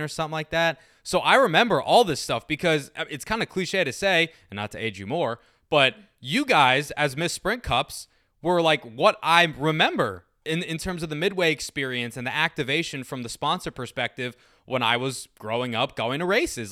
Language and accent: English; Maryland, United States; I'm from Maryland